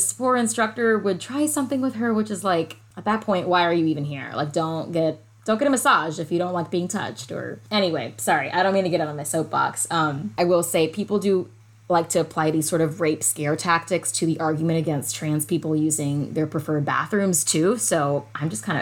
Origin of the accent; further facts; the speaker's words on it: Atlanta, Georgia, United States; my hometown, Atlanta